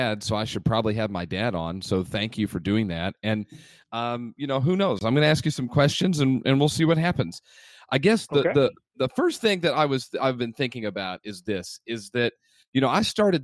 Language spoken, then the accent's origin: English; Indianapolis, Indiana, United States; also born or lived in Southern California; I was born in Southern California. My mom was married, and I was born. And when I turned three, my mom and my biological father got divorced. And we moved back to where my mom is from, which is Indianapolis.